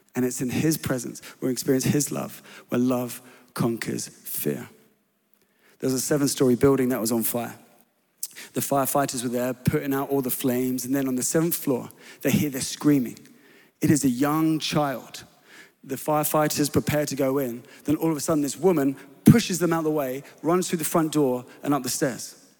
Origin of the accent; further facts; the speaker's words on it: England, United Kingdom; I was known as the English lad living on this church property